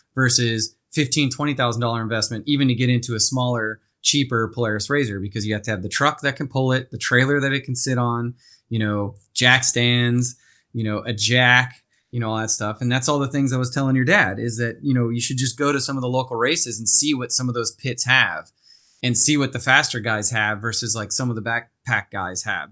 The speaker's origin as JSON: {"language": "English", "town": "Castaic", "region": "California", "country": "United States", "tie": "born or raised there", "said": "I grew up in Santa Clarita, out in a little town called Castaic."}